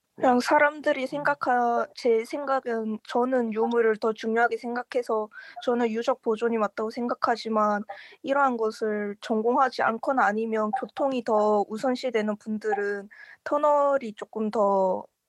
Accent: Changwon, South Gyeongsang, South Korea; 제가 창원 사람이라서

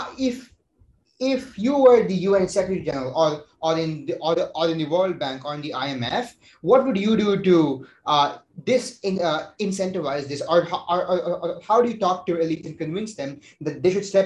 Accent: Bangalore, Karnataka, India; I come from Bangalore, which is a very poorly planned city.

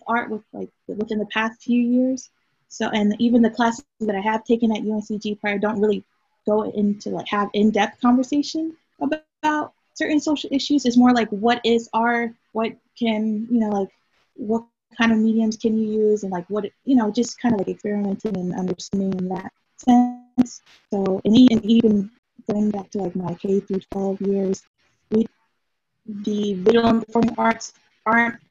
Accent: Durham, North Carolina, United States; my hometown, Durham

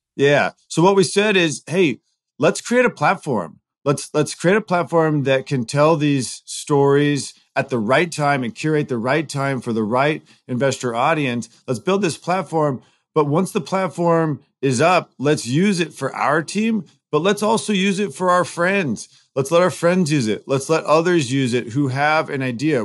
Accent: Southern California, United States; now in Chicago, United States; I grew up in Southern California

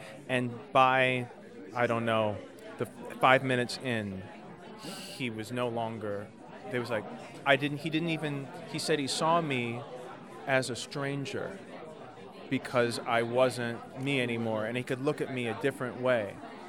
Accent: Detroit, Michigan, United States

